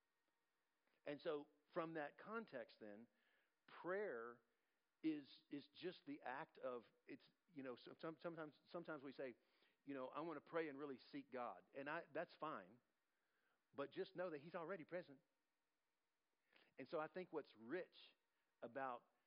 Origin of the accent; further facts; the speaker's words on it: United States; we as Americans